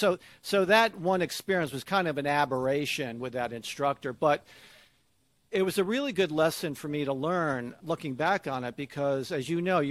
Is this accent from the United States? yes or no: yes; Connecticut, United States; moved away as an adult; also born or lived in Atlanta, Georgia; I grew up in Connecticut, in a kind of a rural area of Connecticut